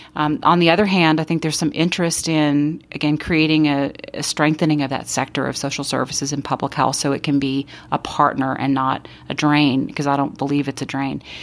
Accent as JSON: {"language": "English", "town": "Austin", "region": "Texas", "country": "United States", "tie": "born or raised there", "said": "I grew up in Austin, and I grew up in a poor neighborhood there"}